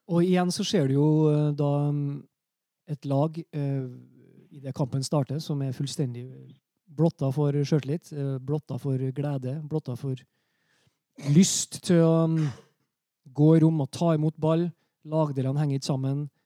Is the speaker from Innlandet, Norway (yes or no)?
no; Trøndelag, Norway; som trønder